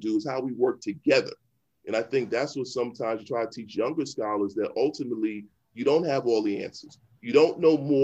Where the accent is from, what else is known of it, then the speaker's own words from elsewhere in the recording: New York City, New York, United States; moved away; also born or lived in Atlanta; I'm from the Bronx or West Indian parents